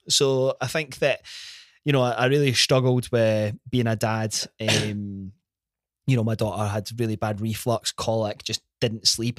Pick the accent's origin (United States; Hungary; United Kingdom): United Kingdom; Glenrothes, Scotland; grew up in, in Glenrothes, born and bred